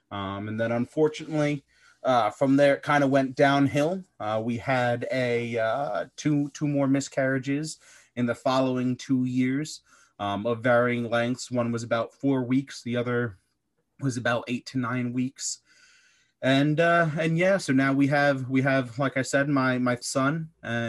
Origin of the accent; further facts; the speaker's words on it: East Coast, United States; So I'm originally from the East Coast in the US. So we were out in the Midwest, and we decided to move back and start a family.